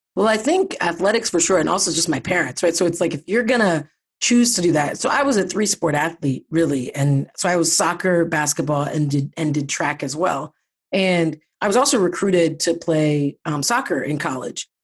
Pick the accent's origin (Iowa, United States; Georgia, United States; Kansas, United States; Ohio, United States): Ohio, United States; Pickerington; moved away as an adult; I'm from Ohio. I grew up in Ohio, um, a little suburb of Columbus called Pickerington.